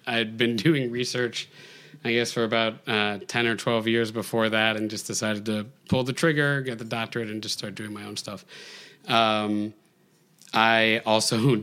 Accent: Rockland, New York, United States; moved away as an adult; also born or lived in Western Massachusetts; now in New York City, United States; I'm originally from West Massachusetts, but I lived in Rockland most of my life

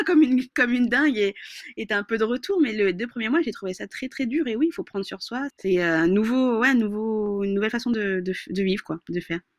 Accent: Madagascar; je suis malgache

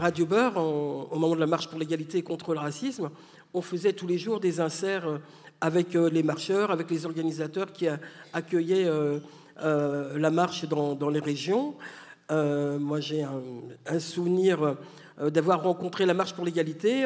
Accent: France; je suis née en France de parents algériens qui ne sont plus là

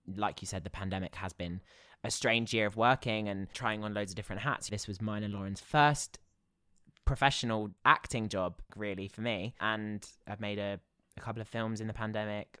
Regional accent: Basingstoke, South East England, United Kingdom; I grew up in Basingstoke

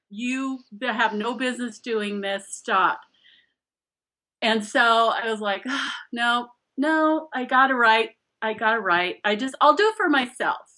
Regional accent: Scotland, United Kingdom; 20, yeah, I'm I'm Scottish, so I'm stubborn as hell.

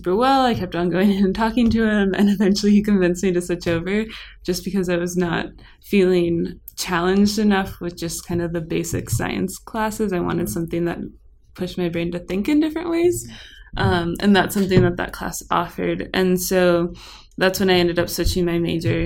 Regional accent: Colorado, United States; moved away as an adult; now in Santa Clara, United States; I'm from Colorado

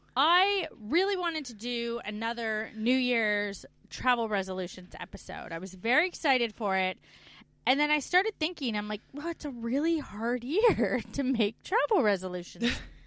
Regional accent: Canada; moved away as an adult; We're two Canadian expats now living in Australia and the UK.

